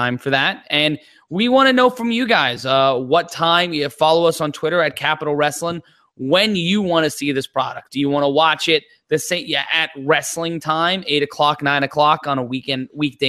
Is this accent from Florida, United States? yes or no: no; New York City, New York, United States; I grew up in Brooklyn. So my neighborhood's being taken over right now